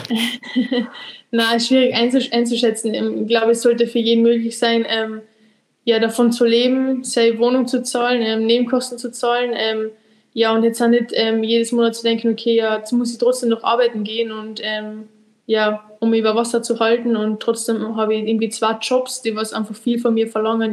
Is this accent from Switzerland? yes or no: no; Austria; bei uns in Österreich